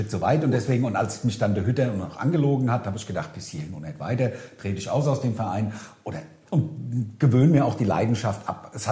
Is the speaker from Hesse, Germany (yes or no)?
yes; Hesse, Germany; Also ich bin ja Hesse durch und durch.